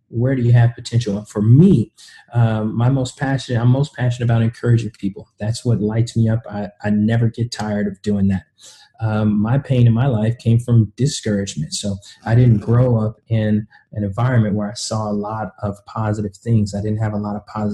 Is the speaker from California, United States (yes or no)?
no; Kansas City, Missouri, United States; also born or lived in the South; originally, I'm from Kansas City, Missouri.